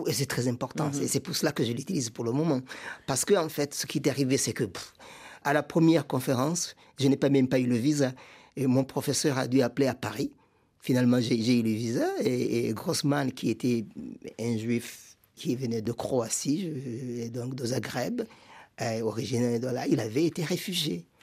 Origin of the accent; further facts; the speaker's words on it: Burundi; Rwanda ma famille a quitté le, Rwanda au début des années 60. Et nous sommes installés au Burundi. donc j'ai grandi comme réfugié au Burundi.